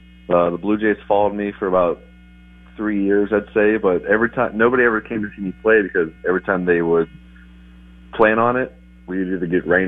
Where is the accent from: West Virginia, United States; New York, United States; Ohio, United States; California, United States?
West Virginia, United States; I was from West Virginia, middle of nowhere, to Elizabethton, Tennessee, playing professionally for the first time for the Twins.